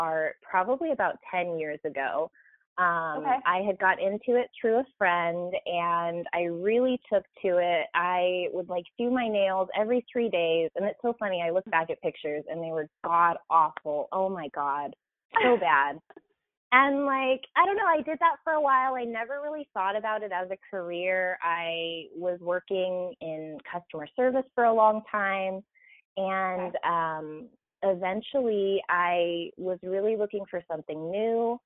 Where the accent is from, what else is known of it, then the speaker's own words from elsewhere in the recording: Whittier, California, United States; also born or lived in Arkansas; I grew up in Southern California here in Whittier